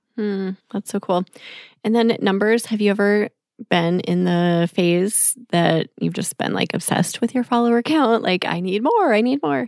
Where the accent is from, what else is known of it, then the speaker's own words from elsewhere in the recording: Minneapolis, Minnesota, United States; in a mansion in Minneapolis, Minnesota, my hometown